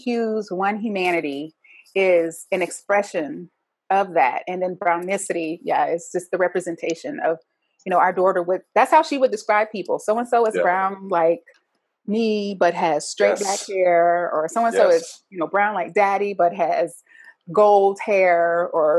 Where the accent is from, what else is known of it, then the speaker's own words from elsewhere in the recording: the South, United States; me growing up in the South as an African-American